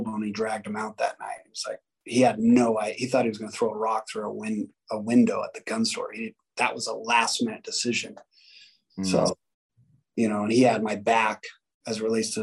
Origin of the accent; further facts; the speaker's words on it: Las Vegas, Nevada, United States; growing up in Vegas